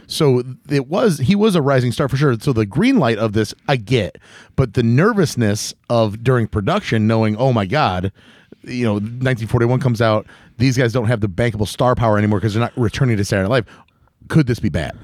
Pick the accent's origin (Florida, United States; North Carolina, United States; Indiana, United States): Indiana, United States; Northwest; we're from Northwest Indiana